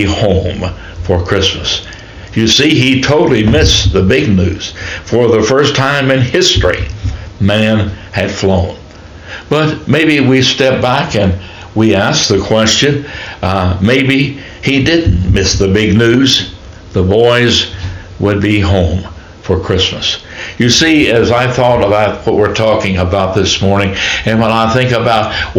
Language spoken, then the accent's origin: English; United States; growing up in Shelby County that we did not have a lot of money